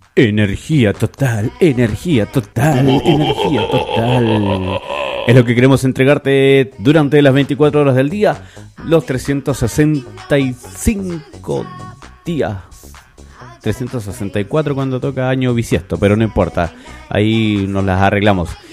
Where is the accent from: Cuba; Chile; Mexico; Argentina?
Chile; somos los, los chilenos